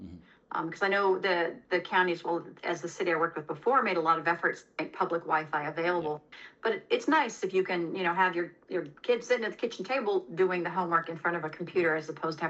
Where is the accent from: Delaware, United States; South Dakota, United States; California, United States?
California, United States; Los Angeles; I came from Los Angeles and, you know, similar situation there.